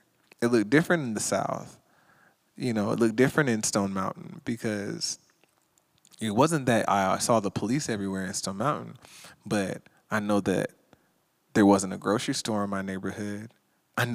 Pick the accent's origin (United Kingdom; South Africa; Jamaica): Jamaica; now in Los Angeles, United States; Now, we don't know what the Confederate flag is because we're from Jamaica. So we just put up the Jamaican flag.